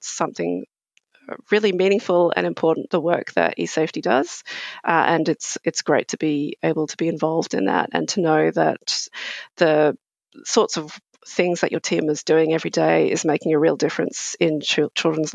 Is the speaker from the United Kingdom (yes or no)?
yes; England, United Kingdom; now in Australia; I grew up in England, and I'm of Asian origin.